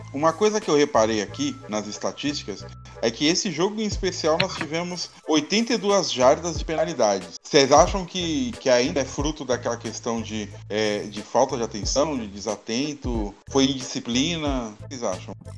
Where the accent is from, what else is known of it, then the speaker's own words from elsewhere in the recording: Brazil; nós somos brasileiros, falamos português